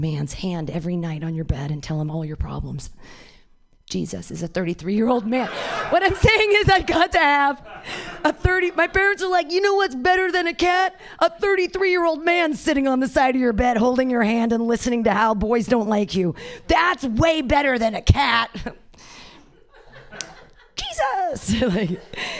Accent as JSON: {"language": "English", "town": "Danville", "region": "California", "country": "United States", "tie": "born or raised there", "said": "I grew up in Danville"}